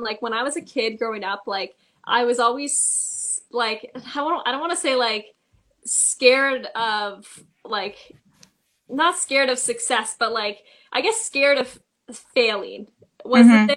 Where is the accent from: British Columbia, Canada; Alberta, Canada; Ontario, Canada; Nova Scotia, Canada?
Ontario, Canada; Toronto; I am from Toronto